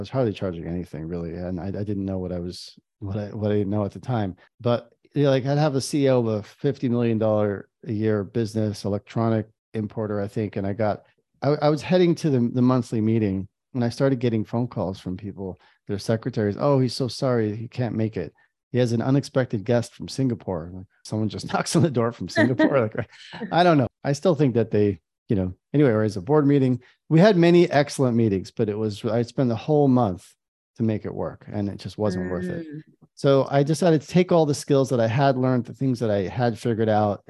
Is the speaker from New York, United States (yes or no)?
yes; New York, United States; now in Israel; I am in Israel and I've been here for many years. I grew up in New York. That's a small town on the East Coast.